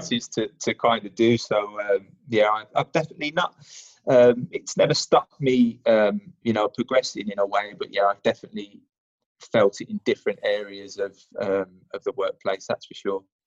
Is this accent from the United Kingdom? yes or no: yes; Birmingham, West Midlands, United Kingdom; moved away as an adult; now in London, United Kingdom; I'm an adopted Londoner um, after being in here, uh, being down here for about 12 years, uh, originally from Birmingham, if you can't already tell from my accent.